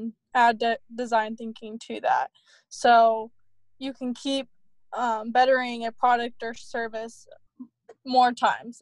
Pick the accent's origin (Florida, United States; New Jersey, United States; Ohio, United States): Ohio, United States; Columbus; I'm originally from Columbus, Ohio